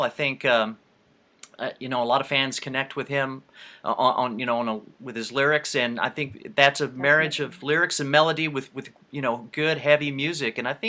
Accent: United States; I'm from the States.

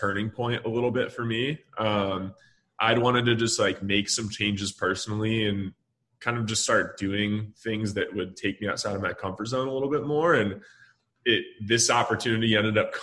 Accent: Michigan, United States; also born or lived in Dallas, Texas; now in Austin, United States; I'm from Michigan originally

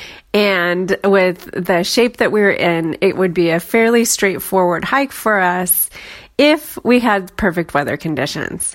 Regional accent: Oregon, United States; I'm from Oregon. I grew up there

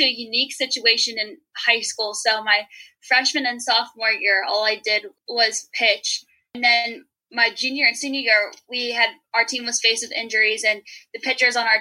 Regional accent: Pittsburgh, Pennsylvania, United States; moved away; also born or lived in Cleveland, Ohio; I'm originally from the Pittsburgh area

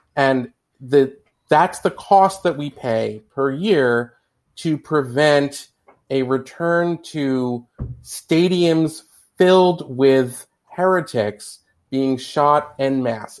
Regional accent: United States

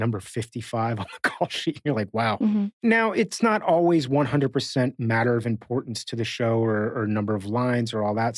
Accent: Miami, Florida, United States; moved away; I grew up in Miami

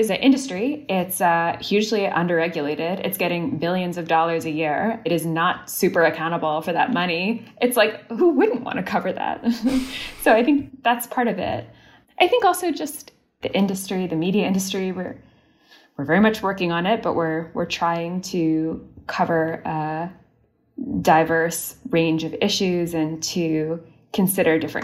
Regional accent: Canada; also born or lived in Austria; now in United States; I'm Canadian

